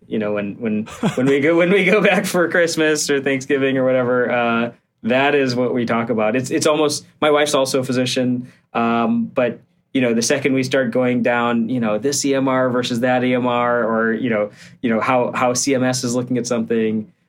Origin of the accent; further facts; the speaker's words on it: Barrington, Illinois, United States; I grew up just outside of Chicago, so um, one of the suburbs in the northwest corner of the Chicago area, and uh, I have yeah, my parents are still out there. Uh, it's a place called Barrington